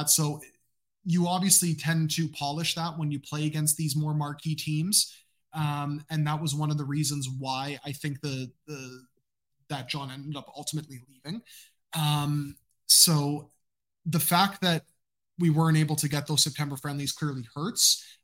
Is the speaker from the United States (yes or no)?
no; Canada; my Peruvian roots. Even though I am Canadian, I am also part Latino as well.